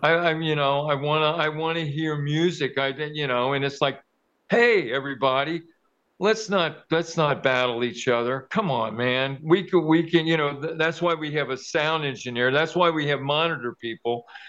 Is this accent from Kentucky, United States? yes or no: yes; Kentucky, United States; I was born and raised in Kentucky, but I played around Cincinnati, which is just right across the river